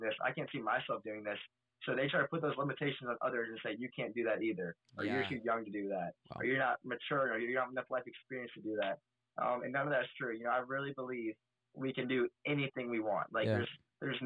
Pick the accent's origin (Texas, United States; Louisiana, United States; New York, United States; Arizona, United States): Louisiana, United States; Denham Springs; here in my hometown in Denham Springs in Louisiana